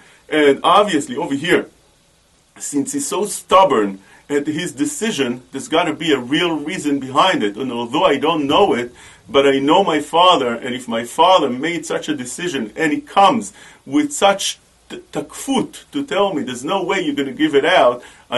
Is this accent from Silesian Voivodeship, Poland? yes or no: no; Warsaw, Masovian Voivodeship, Poland; When I was a little kid, I was born in Warsaw, in Warsaw. And over there, in Warsaw, I was the comedian of the town.